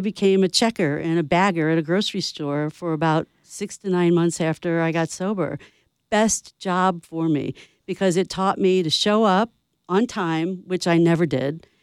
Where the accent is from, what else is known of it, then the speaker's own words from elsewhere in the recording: St. Louis, Missouri, United States; moved away; I'm from St. Louis